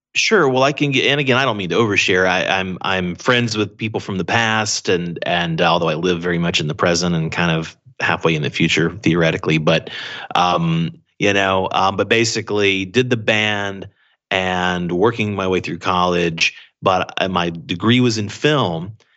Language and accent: English; Atlanta, Georgia, United States; moved away as an adult; also born or lived in Anniston, Alabama / Los Angeles; now in Beijing, China; I really grew up half in Atlanta or around that area and then half in this small town in Alabama called Anniston